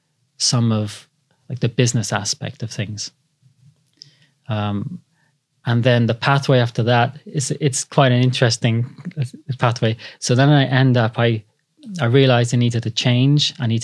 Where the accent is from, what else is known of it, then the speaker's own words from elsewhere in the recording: Cardiff, Wales, United Kingdom; moved away as an adult; now in London, United Kingdom; So I grew up in Cardiff. Yeah. Yeah. I should have got that out there in the beginning. So I raised in Cardiff.